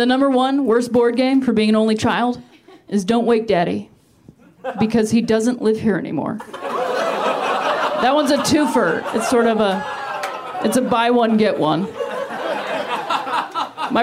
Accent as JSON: {"language": "English", "region": "Ohio", "country": "United States", "moved": "yes", "said": "I'm from Ohio originally"}